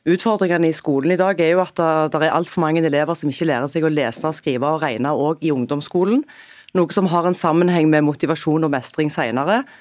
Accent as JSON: {"language": "Norwegian", "region": "Rogaland", "country": "Norway", "said": "Der har jeg et eksempel fra Jæren, der jeg kommer fra."}